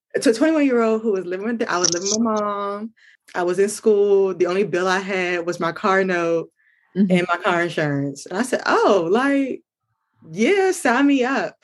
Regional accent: Maryland, United States; I am from Maryland

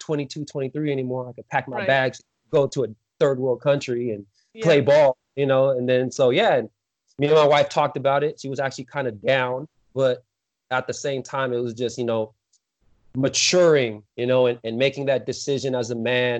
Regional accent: San Diego, California, United States; moved away as an adult; now in Dixon, United States; I'm from San Diego, California. You know, I live out here in NorCal.

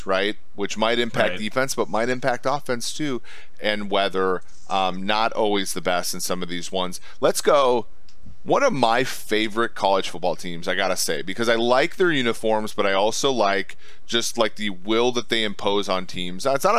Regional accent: Ohio, United States; Ohio Bobcats, my home state.

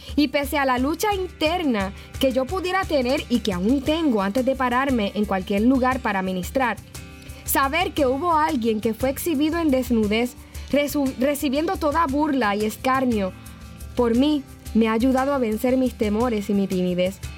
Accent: Yauco, Puerto Rico; mi pueblito Yauco, Puerto Rico

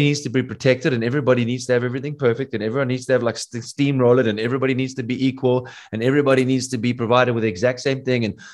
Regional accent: South Africa; I'm from South Africa.

